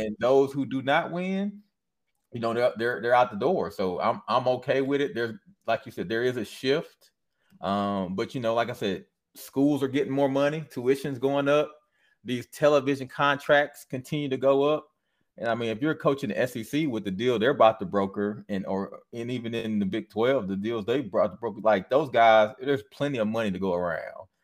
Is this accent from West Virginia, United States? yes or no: no; Michigan, United States; also born or lived in Louisiana; was born and raised in Michigan